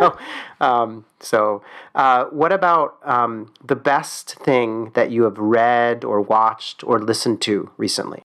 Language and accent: English; Philadelphia, Pennsylvania, United States; I'm from Philadelphia